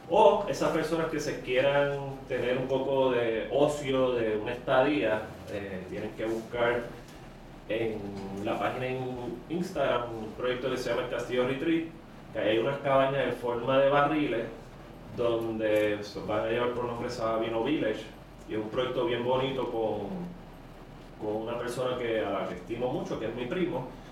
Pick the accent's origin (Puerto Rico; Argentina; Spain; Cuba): Puerto Rico; Carolina; also born or lived in San Francisco, United States; soy original de Carolina.